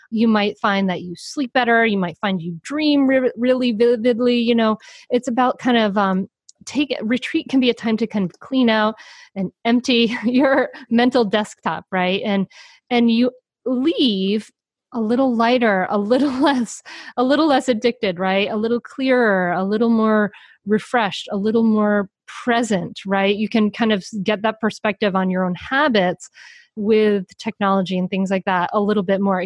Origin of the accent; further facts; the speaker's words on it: Rhode Island, United States; I grew up in Rhode Island near the ocean.